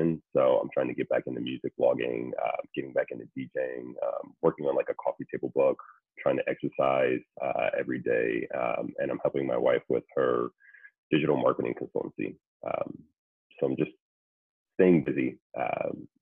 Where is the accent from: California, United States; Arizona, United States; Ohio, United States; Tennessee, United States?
Ohio, United States; moved away as an adult; also born or lived in Syracuse, New York; now in New York City, United States; I'm originally from Ohio